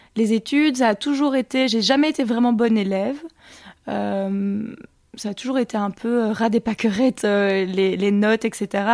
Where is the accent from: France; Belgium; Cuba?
Belgium; Montigny-le-Tilleul, Wallonia; also born or lived in London / Australia / Ardennes; J'ai grandi à Montigny-le-Tilleul, donc je suis Carolo.